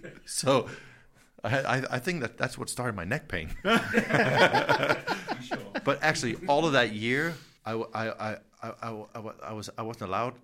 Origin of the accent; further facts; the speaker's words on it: Horsens, Central Denmark Region, Denmark; accent: American; I'm from originally a tiny town, same size as this, where we're in Kolding. Yeah. It's called Horsens.